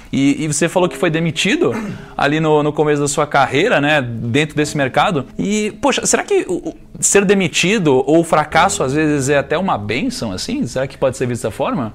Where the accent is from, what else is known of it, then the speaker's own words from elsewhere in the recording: Rio de Janeiro, Brazil; eu sou carioca